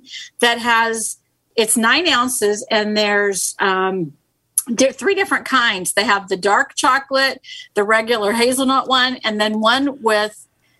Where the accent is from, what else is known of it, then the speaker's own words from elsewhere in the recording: Missouri, United States; Yeah. I'm from Missouri. Show me.